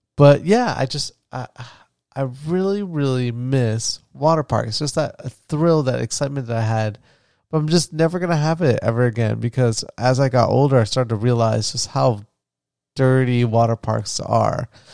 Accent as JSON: {"language": "English", "region": "Florida", "country": "United States", "tie": "born or raised there", "said": "where I grew up in Florida"}